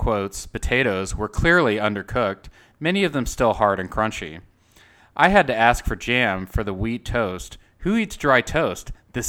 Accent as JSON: {"language": "English", "region": "Texas", "country": "United States", "said": "I ordered the steak medium rare because I'm a Texan and I respect the cow."}